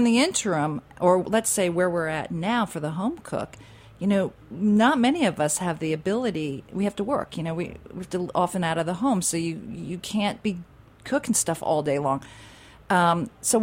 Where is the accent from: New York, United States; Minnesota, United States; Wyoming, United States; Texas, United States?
New York, United States; New York City; as a New Yorker